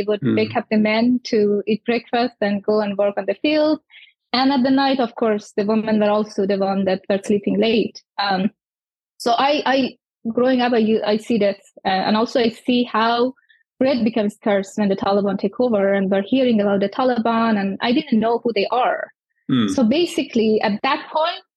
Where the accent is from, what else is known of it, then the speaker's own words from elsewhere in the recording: Iran; moved away; also born or lived in Bamiyan, Afghanistan / Kabul, Afghanistan / Canada; growing up in Iran as a young refugee